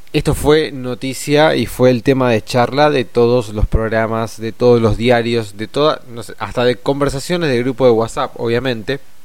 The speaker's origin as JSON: {"language": "Spanish", "country": "Argentina", "said": "nosotros como argentinos y argentinas"}